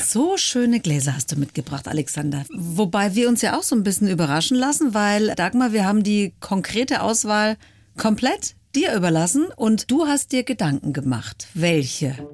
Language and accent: German; Swabia, Germany; Ich als Schwäbin